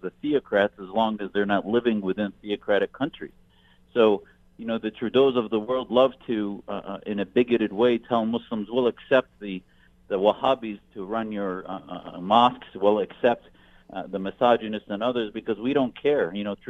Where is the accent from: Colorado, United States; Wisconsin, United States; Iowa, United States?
Wisconsin, United States; I grew up in Wisconsin